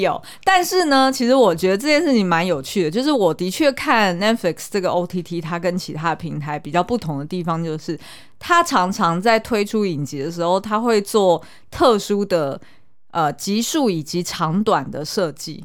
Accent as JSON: {"language": "Chinese", "country": "Taiwan", "tie": "born or raised there", "said": "我小时候在眷村的时候"}